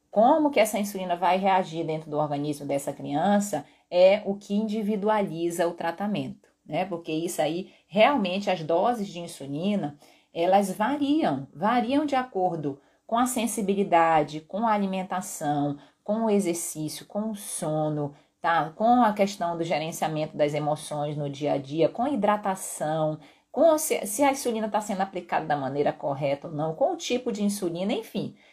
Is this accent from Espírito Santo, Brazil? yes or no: yes; Vitória, Espírito Santo, Brazil; Eu sou de Vitória, moro em Vitória.